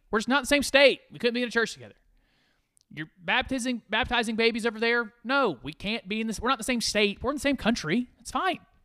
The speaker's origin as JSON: {"language": "English", "country": "United States", "said": "I'm an American"}